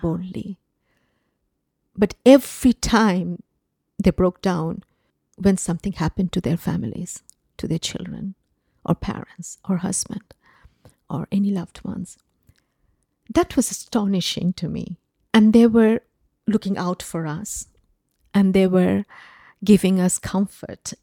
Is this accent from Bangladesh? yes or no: yes; Bangladesh; moved away; I grew up in Bangladesh, uh, because of, uh, the nature of my father's job. Um, we ended up living in different cities of Bangladesh.